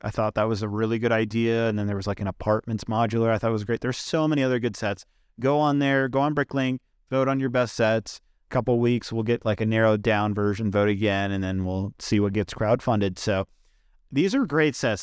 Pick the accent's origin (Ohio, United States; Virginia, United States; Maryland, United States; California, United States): Virginia, United States; right here in my home state of Virginia